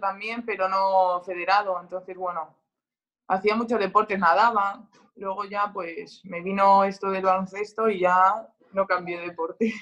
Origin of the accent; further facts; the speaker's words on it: Spain; moved away as an adult; now in France; los raros somos los españoles